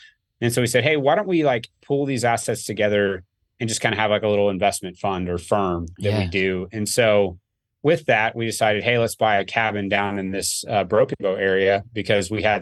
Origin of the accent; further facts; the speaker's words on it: Oklahoma, United States; I'm born and raised in Oklahoma